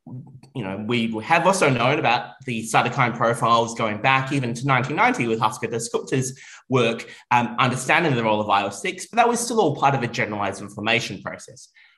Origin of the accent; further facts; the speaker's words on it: Melbourne, Victoria, Australia; from Melbourne, Australia, and I am here in Copenhagen